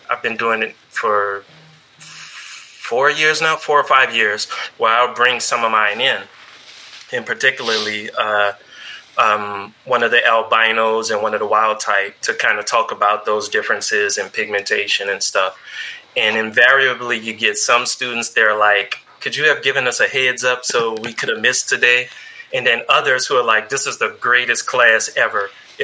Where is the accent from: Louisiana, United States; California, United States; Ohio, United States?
Louisiana, United States; New Orleans; moved away; I'm originally from New Orleans, so I used to teach in NOPS